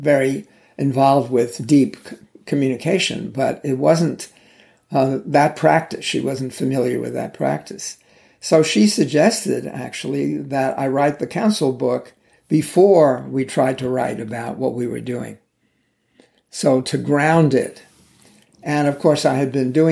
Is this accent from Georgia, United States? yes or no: no; New York, United States; I grew up in New York